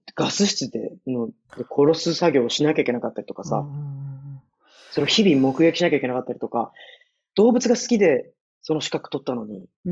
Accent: Nagoya, Aichi, Japan; now in Singapore; 名古屋、地元の名古屋

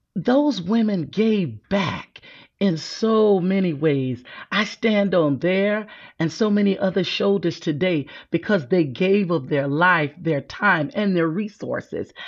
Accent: South Carolina, United States; I'm from South Carolina

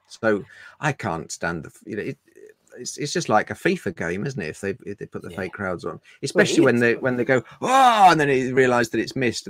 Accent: Woodford Green, London, United Kingdom; also born or lived in Cambridgeshire; I'm not an indigenous Londoner. I was born in Cambridgeshire, and we moved to when I was six, we moved to Woodford Green.

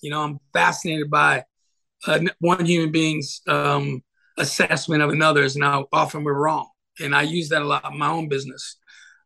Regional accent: New York, United States; moved away as an adult; also born or lived in Santa Fe, New Mexico; now in Phoenix, United States; growing up in New York

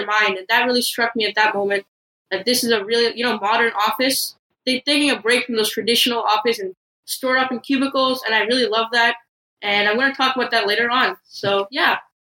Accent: Toronto, Ontario, Canada; I am from Toronto.

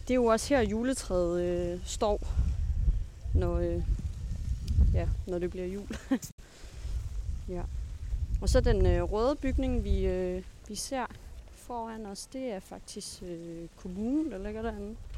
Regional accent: Svendborg, Southern Denmark, Denmark; moved away as an adult; now in Aarhus, Denmark; jeg er jo blevet født på Tåsinge, men, men jeg siger, at jeg er fra Svendborg

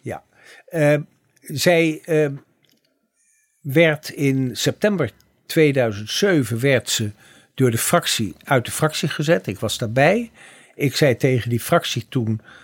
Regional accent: The Hague, South Holland, Netherlands; ik kom uit het Benoordenhout. We hebben trouwens op dezelfde middelbare school gezeten

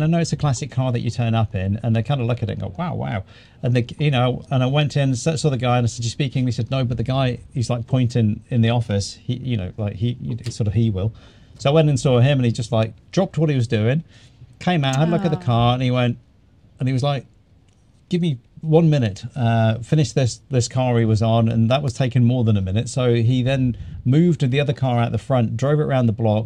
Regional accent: New Zealand; now in Greece; we're actually from New Zealand

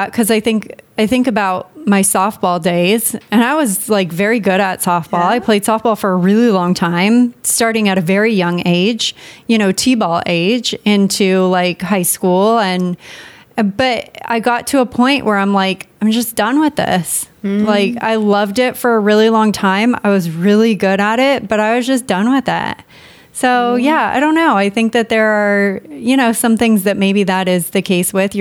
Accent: San Diego, California, United States; now in Maine, United States; I grew up in San Diego

